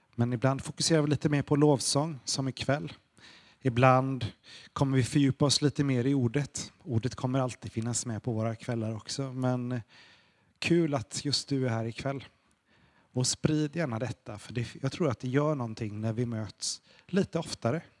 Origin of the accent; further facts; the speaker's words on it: Sweden; Vi är ju svenskar